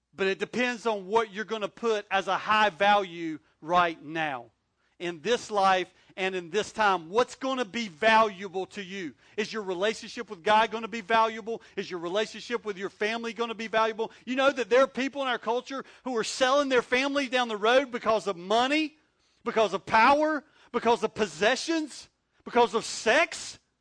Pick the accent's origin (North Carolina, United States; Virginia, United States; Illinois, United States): North Carolina, United States; moved away as an adult; also born or lived in Corning, New York; now in Wilmington, United States; I'm not from New York. I'm from North Carolina